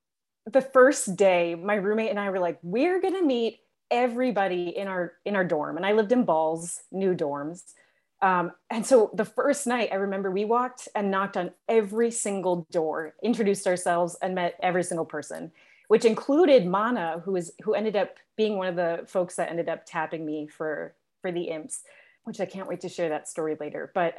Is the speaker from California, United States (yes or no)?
yes; California, United States; born there; also born or lived in Connecticut / New York / Guatemala; I was born in California. My dad worked for Xerox, so we moved around a lot from the different headquarters.